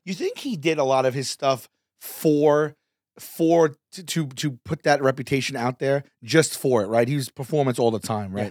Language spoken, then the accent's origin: English; New York City, New York, United States; from New York, from Staten Island